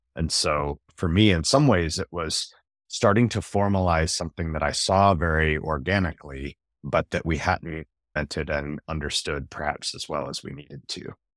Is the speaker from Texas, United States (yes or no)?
no; North Carolina, United States; I grew up in North Carolina